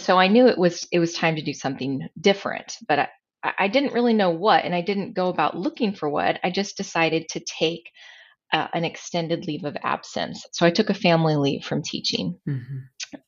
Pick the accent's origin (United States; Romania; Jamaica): United States; San Pasqual Valley, San Diego County, Southern California; I grew up in Southern California, uh, out in the rural San Pasqual Valley. It's in San Diego County